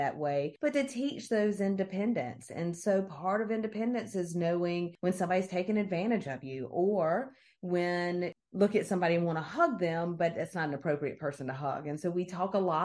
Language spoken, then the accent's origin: English; South Carolina, United States; I'm from South Carolina